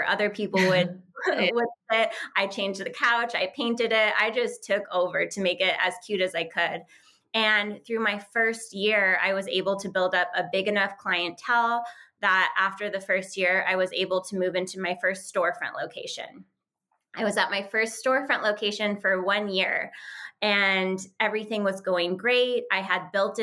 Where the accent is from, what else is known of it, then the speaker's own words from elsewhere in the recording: Santa Fe, New Mexico, United States; moved away as an adult; also born or lived in Tampa, Florida; I grew up in Santa Fe, New Mexico